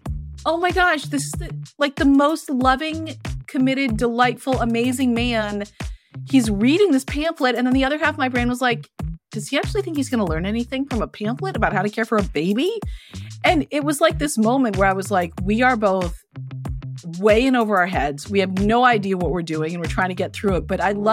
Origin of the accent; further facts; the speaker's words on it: Santa Fe, New Mexico, United States; also born or lived in San Francisco area; I grew up out west, actually. I was born in Santa Fe, New Mexico. And I spent half my childhood in New Mexico and half my childhood right outside San Francisco.